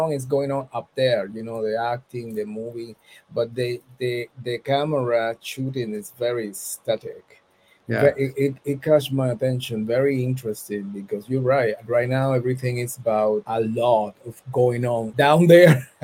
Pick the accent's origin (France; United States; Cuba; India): Cuba; moved away; I'm coming from Cuba